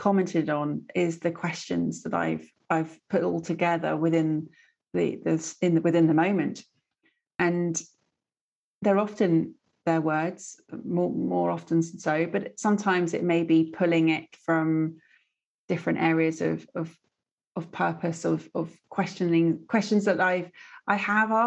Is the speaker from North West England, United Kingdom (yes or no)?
no; Stratford-upon-Avon, West Midlands, United Kingdom; I grew up in Stratford-upon-Avon